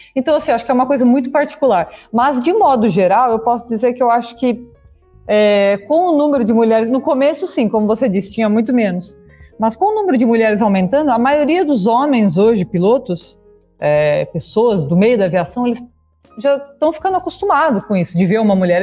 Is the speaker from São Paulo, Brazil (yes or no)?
yes; Itápolis, São Paulo, Brazil; moved away as an adult; also born or lived in Hong Kong; now in Abu Dhabi, United Arab Emirates; eu sou natural do interior de São Paulo, de Itápolis